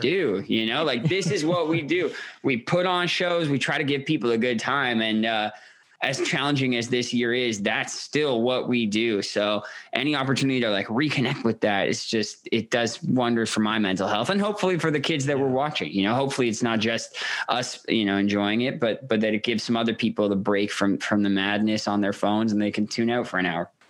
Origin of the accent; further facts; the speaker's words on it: Toronto, Ontario, Canada; I grew up in Toronto, a progressive family